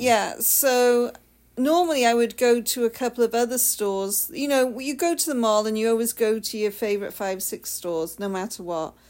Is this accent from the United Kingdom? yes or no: yes; United Kingdom; moved away; I'm the Brit.